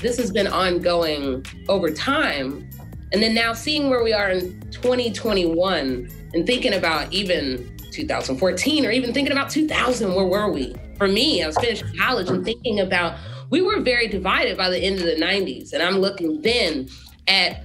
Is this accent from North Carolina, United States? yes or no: no; Atlanta, Georgia, United States; moved away as an adult; also born or lived in Pittsburgh, Pennsylvania; now in St. Louis, United States; I'm from Pittsburgh, and then yet my family moved to Atlanta.